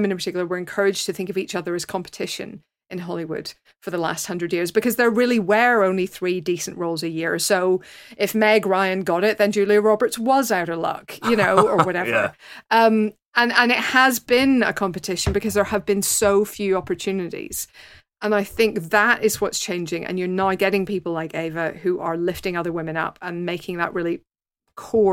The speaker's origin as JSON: {"language": "English", "region": "Northern Ireland", "country": "United Kingdom", "said": "my particular background as a Northern Irish Catholic"}